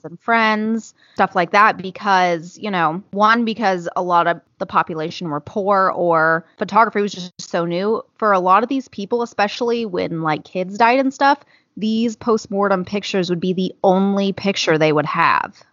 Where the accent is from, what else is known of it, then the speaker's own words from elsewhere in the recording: California, United States; I'm from California